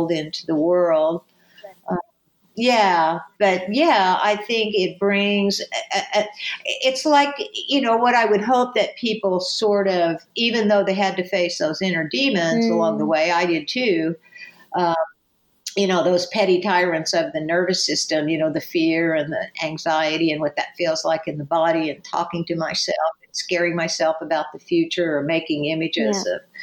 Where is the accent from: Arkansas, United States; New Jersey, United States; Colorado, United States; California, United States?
California, United States; So I am a person from the United States and a person from California